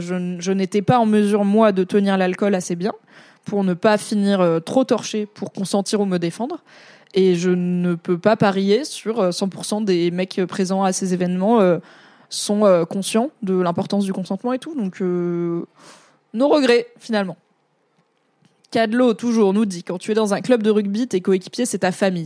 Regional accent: Valence, Auvergne-Rhône-Alpes, France; moi, je, viens plutôt du sud-est. J'ai grandi dans la Drôme, qui est la limite de la Provence

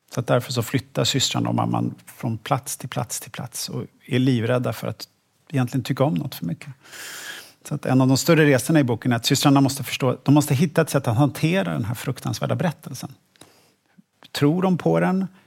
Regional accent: Stockholm, Stockholm County, Sweden; jag är född och uppvuxen i Stockholm

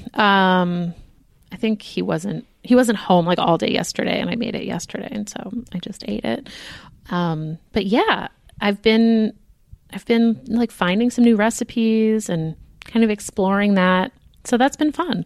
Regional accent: United States; We are American.

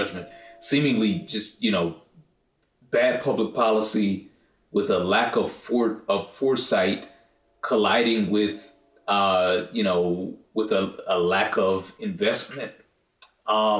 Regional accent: Northeast, United States; also born or lived in Cleveland / Boston / Connecticut; I grew up in the Northeast

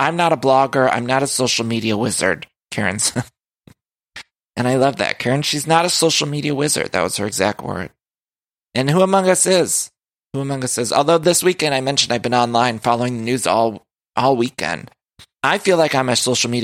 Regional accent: Ohio, United States; also born or lived in Chicago, Illinois; now in Los Angeles, United States; I'm from Ohio.

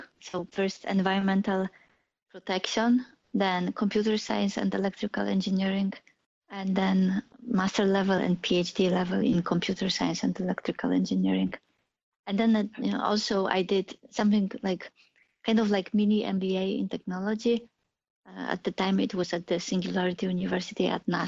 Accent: Poland; English is a second language; moved away as an adult; also born or lived in Germany; now in United States; I was born in Poland, and when I was 21, I left to Germany.

